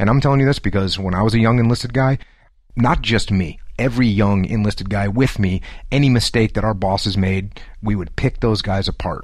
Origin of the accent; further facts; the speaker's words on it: New England, United States; moved away as an adult; Grew up in a small New England town